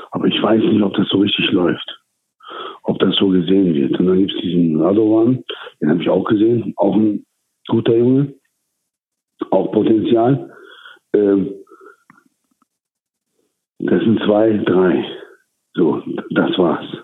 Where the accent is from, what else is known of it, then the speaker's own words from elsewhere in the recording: England, United Kingdom; now in Germany; Also in meiner Heimat, ich habe ja in England selber immer geboxt.